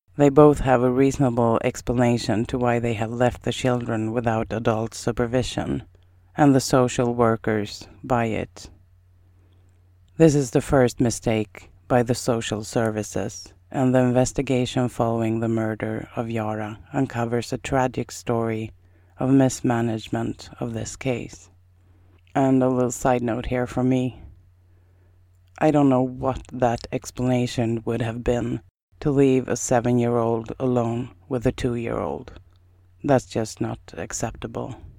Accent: Sweden; first language Swedish; English is a second language; also born or lived in Iowa, United States; My native language is Swedish, and I'm really, really good at Swedish.

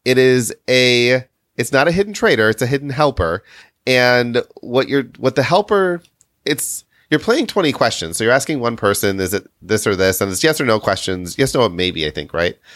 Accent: Midwest, United States; we grew up in the Midwest. Well, Kitty and I did

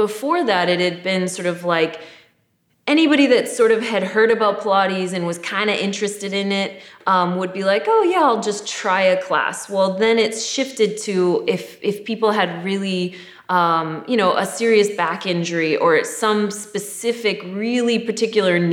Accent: Michigan, United States; moved away; I moved here from Michigan

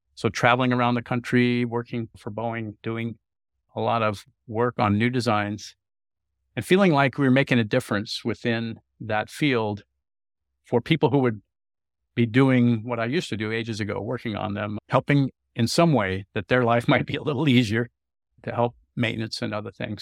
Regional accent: California, United States; I had traveled as a youth growing up in California

